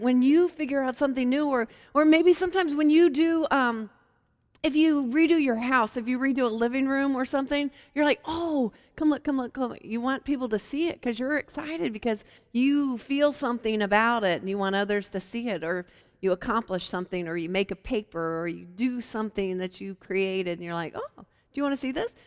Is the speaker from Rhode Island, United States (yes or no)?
no; Hampton, Virginia, United States; My hometown is um, in Hampton, Virginia, which is near Williamsburg and Virginia Beach